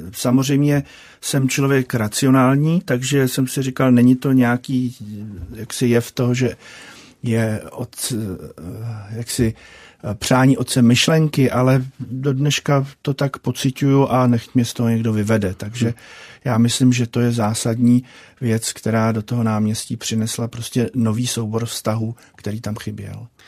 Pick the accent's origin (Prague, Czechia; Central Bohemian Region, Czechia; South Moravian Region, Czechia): Prague, Czechia; já jsem se narodil v Praze